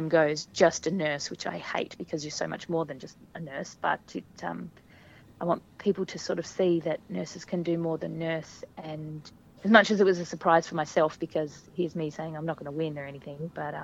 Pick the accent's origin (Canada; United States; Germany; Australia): Australia; Hobart, Tasmania; I'm just me from Hobart who has kids and is nursing